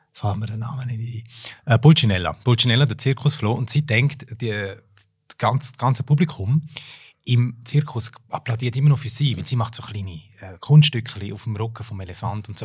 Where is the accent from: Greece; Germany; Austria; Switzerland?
Switzerland; Graubünden; first language German; moved away; also born or lived in United States; aus meiner Heimatregion Graubünden